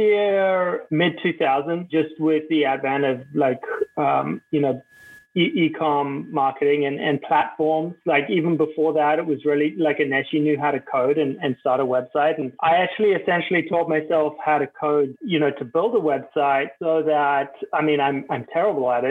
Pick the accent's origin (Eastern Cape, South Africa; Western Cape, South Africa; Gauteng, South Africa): Western Cape, South Africa; Cape Town; I grew up in Cape Town, and the vast majority of my childhood memories are from being on a beach